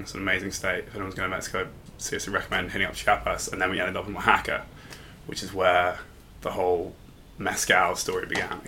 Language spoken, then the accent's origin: English; London, United Kingdom; also born or lived in Bristol; I'm from London originally